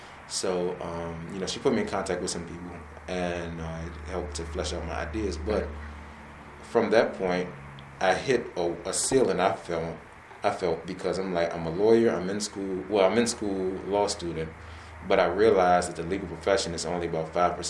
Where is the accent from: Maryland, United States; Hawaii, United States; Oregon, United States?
Maryland, United States; Temple Hills; So I grew up in Temple Hills. Born and raised, well, not born, but raised there.